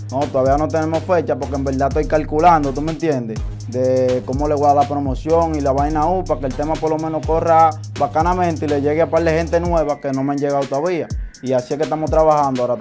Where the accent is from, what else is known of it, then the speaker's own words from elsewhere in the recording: Neiva, Huila, Colombia; yo soy aquí de Neiva, mi loco, yo nacido y criado aquí en Neiva.